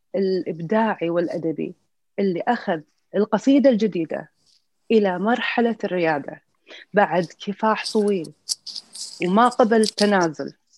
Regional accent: Kuwait; من الكويت

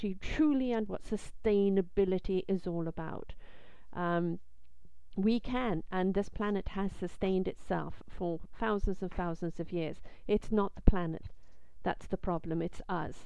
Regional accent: England, United Kingdom; moved away; I grew up in England

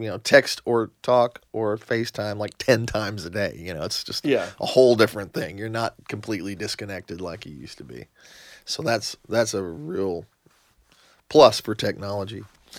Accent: Midwest, United States; Growing up in the Midwest, this was just, you know.

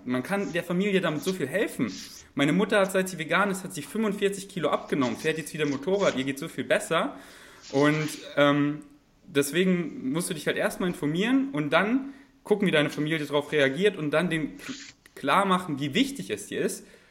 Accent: Bavaria, Germany; moved away; ich komme ja aus, aus Bayern

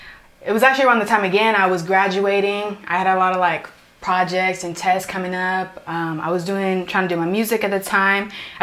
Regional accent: Oakdale, California, United States; also born or lived in Los Banos / Modesto / Houston; now in Riverbank, United States; I would say I'm from Oakdale though because that's where I lived the longest. So I would say I'm from Oakdale. Mm-hmm. Now I live Riverbank, so now I'm there, but I would say I'm from Oakdale.

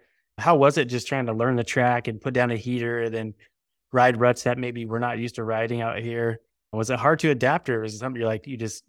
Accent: California, United States; You know, we're from California, so it's pretty far away.

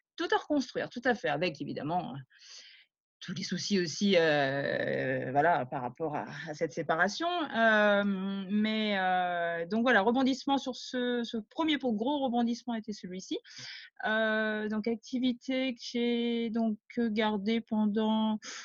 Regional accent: Rennes, Brittany, France; moved away as an adult; also born or lived in Paris; je suis rennaise, pure souche

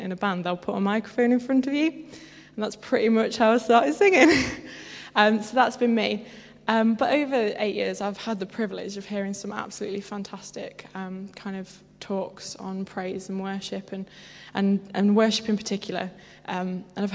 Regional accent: Derbyshire, East Midlands, United Kingdom; I come from Derbyshire, which is possibly the greatest place ever

